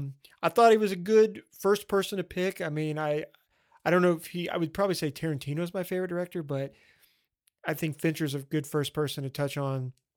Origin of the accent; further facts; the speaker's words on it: the South, United States; Well, I grew up in the South, and let me tell you, everybody doesn't do a good Southern accent.